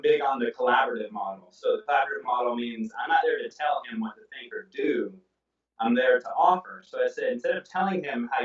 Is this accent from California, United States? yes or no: yes; Oakland, California, United States; also born or lived in Atlanta; I'm from Oakland